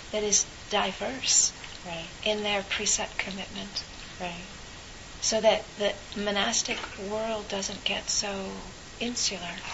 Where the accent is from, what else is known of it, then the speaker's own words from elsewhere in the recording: California, United States; as a a, a person growing up in California